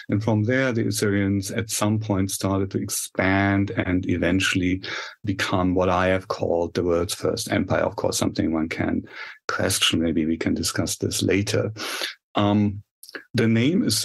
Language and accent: English; Germany; accent: German; now in United States; Originally, I hail from Germany, as my accent, I'm afraid, reveals only too clearly. I have been here in the States for quite a while, though.